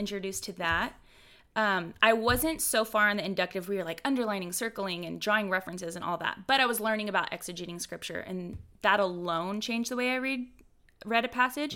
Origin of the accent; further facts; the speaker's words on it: Houston, Texas, United States; I'm from Houston, Texas. I'm from the Bible Belt, where everybody's a Christian